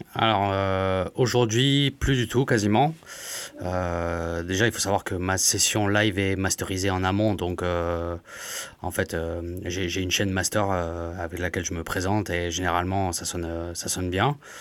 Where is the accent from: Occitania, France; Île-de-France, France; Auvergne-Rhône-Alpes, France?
Occitania, France; Montpellier; je suis de Montpellier aussi